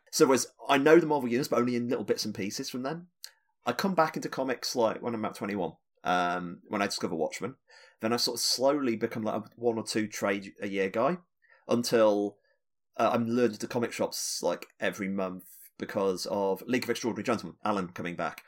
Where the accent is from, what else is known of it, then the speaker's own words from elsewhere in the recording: United Kingdom; being a British